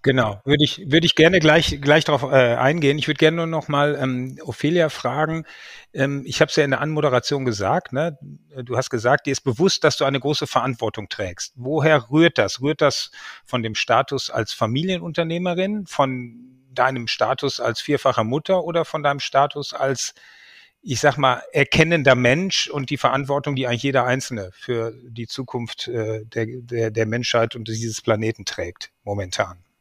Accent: Germany; uns ja alle als Deutsche

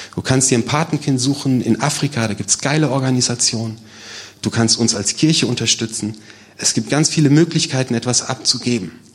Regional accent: Germany; als Deutsche, als Europäer

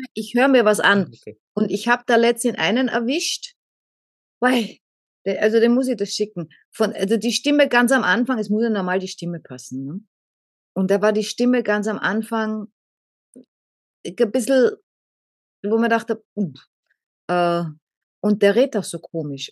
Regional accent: Austria; bei uns heißt Ohrfeige Fotze in Österreich

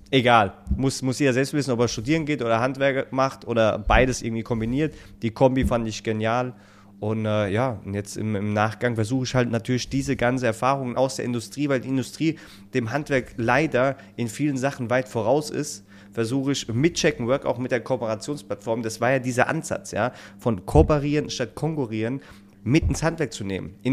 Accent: Rhineland-Palatinate, Germany; now in Northern Germany; dass ich als Pfälzer hierher kommen darf in der hohen Norden.

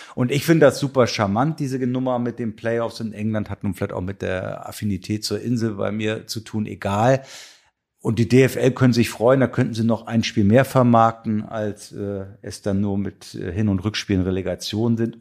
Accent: Kiel, Schleswig-Holstein, Germany; ich komme nun mal aus Kiel gebürtig

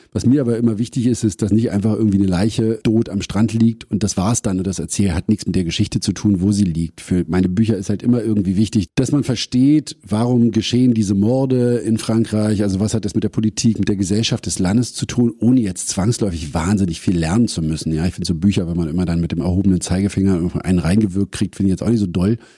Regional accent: Berlin, Germany; ich bin davor ja in der Stargarder Straße aufgewachsen

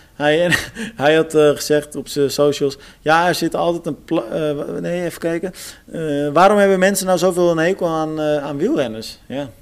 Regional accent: Almere, Flevoland, Netherlands; moved away; ik kom natuurlijk uit Almere, dus ik volg ook vaak het lokale nieuws gewoon nog steeds.

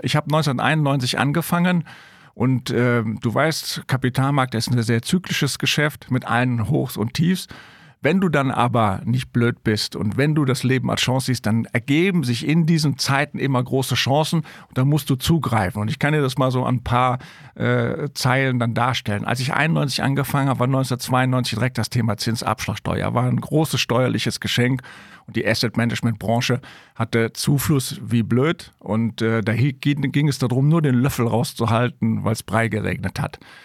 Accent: Rhineland, Germany; ich bin Rheinländer

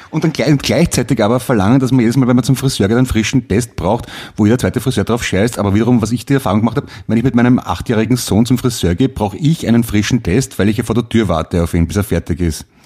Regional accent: Vienna, Austria; auch in Wien, das weiß ich noch. Also zumindest im vierten, fünften, wo ich aufgewachsen bin.

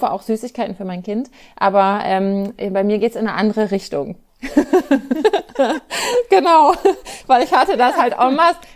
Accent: Germany; Natürlich bin ich in Deutschland aufgewachsen und christlich sozialisiert durch Feiertage

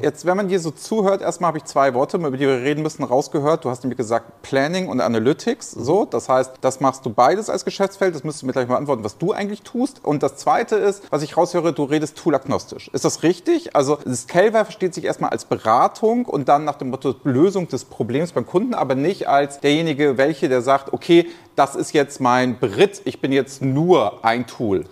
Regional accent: Hamburg, Germany; Ich bin heute in Hamburg, meiner Heimatstadt

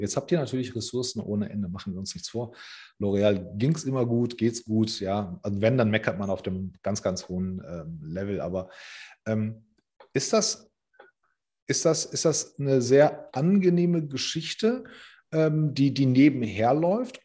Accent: Germany; ich bin zwar hier geboren

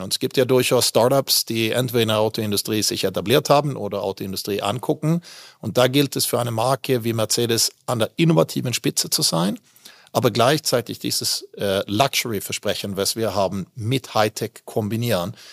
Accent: Malmö, Skåne, Sweden; German is a second language; moved away as an adult; also born or lived in Västervik / Düsseldorf area, Germany / Switzerland; now in Germany; Ich bin ja in Westerweg geboren, ah. habe nur ein Jahr dort gelebt und ah. dann bin ich eigentlich in Malmö aufgewachsen

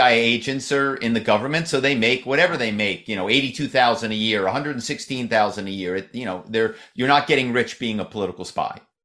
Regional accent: Philadelphia, Pennsylvania, United States; moved away as an adult; now in Malibu, United States; my hometown is Philadelphia. I moved out here

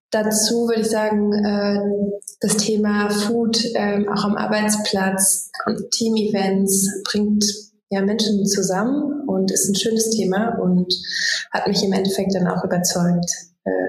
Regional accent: Magdeburg, Saxony-Anhalt, Germany; born there; now in Berlin, Germany; wohne in Berlin, gebürtige Magdeburgerin

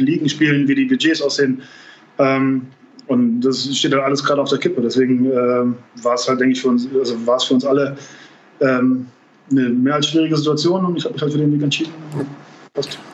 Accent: Trier, Rhineland-Palatinate, Germany; moved away as an adult; also born or lived in Bamberg / Munich / Tel Aviv; in meiner, meiner Heimatstadt ähm, ähm Trier

